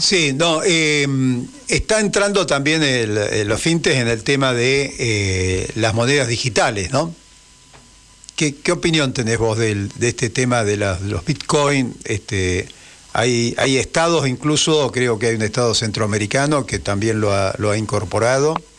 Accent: Argentina

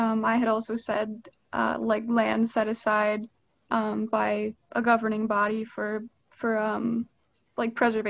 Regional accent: Northeast Wisconsin, United States; also born or lived in Madison, Wisconsin; My pronouns are also she, her, hers. I'm from Northeast Wisconsin originally, but I've been in Madison for a few years now.

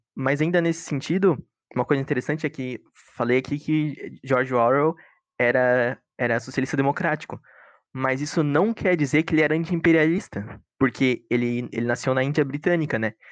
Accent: Joinville, Santa Catarina, Brazil; nós somos de Joinville

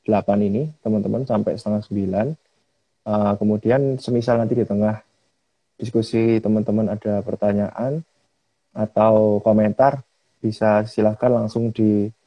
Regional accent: Malang, East Java, Indonesia; now in Semarang, Indonesia; Aku aslinya Malang, Jawa Timur, Kang.

